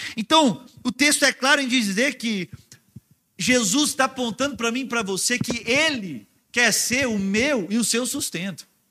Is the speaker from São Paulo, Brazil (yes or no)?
no; Minas Gerais, Brazil; moved away; a gente estava em Minas Gerais, ah, na minha terra, né? Na casa da minha família